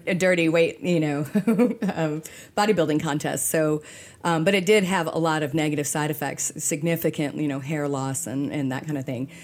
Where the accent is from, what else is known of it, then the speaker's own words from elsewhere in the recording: Texas, United States; we're from Texas